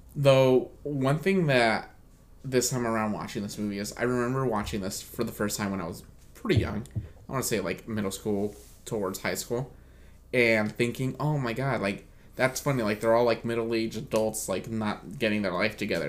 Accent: United States; as an American

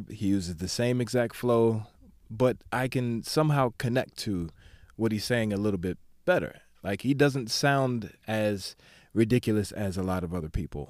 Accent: Maryland, United States; also born or lived in the South; I don't consider myself a true Southerner because mm-hmm. I grew up in Maryland, but mm-hmm. I spent enough time in the South. I'd say about mm-hmm. half my life in the South

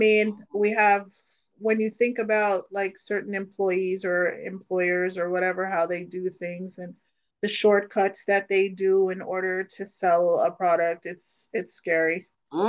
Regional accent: Jamaica; born there; I was born in Jamaica. So

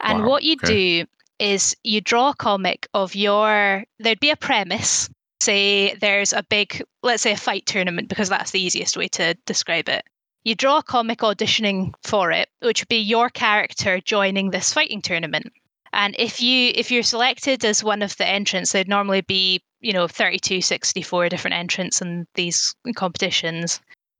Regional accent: Elgin, Scotland, United Kingdom; also born or lived in Cheddar, England / Dunblane, Scotland / Glasgow, Scotland; I grew up in Elgin, which is a town to the north of Scotland, not far from Inverness

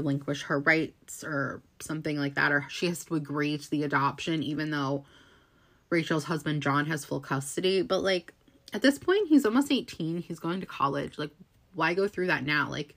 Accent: New Jersey, United States; I'm from New Jersey

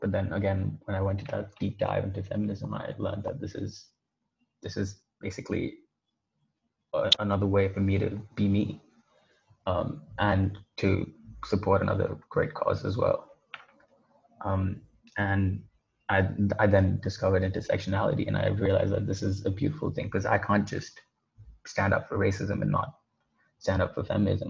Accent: Dubai, United Arab Emirates; I was born and brought up in Dubai

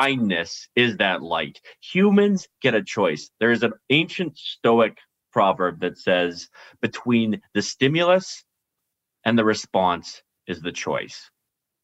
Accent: Canada; we're all Canadian.

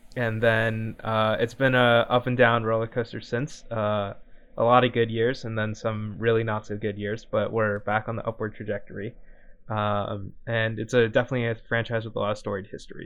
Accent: Bay Area, California, United States; I'm also from the Bay Area

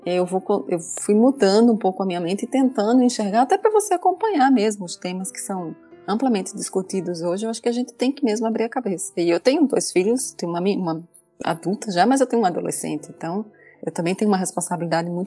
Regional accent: Northeast Region, Brazil; por ser mulher, eu passei problemas por ser nordestina, que eu

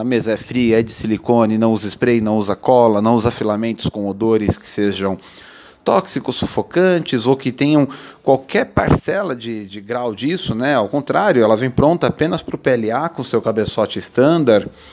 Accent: Brazil; nós somos brasileiros

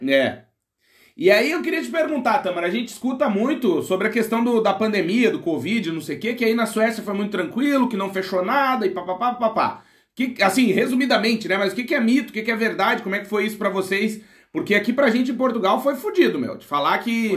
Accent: Rio Grande do Sul, Brazil; Eu também sou gaúcho

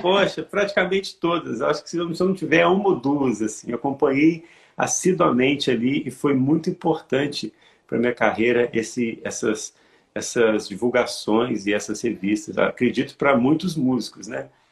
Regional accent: Santos Dumont, Minas Gerais, Brazil; eu moro em Minas Gerais, eu sou do interior de Minas, é, aqui, em Santos Dumont

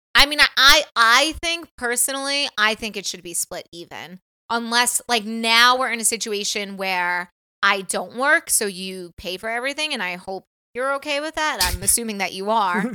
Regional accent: New York, United States; moved away as an adult; now in California, United States; we're from probably the East Coast

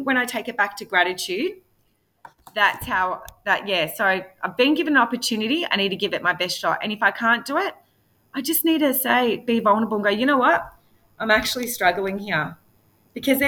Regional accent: Frankston, Victoria, Australia; I lived in Frankston and I'm from Housing Commission

